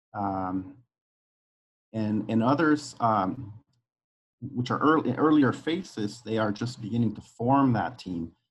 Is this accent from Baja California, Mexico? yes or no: no; Guadalajara, Jalisco, Mexico; moved away as an adult; now in United States; I was uh, born and raised in Guadalajara, Mexico.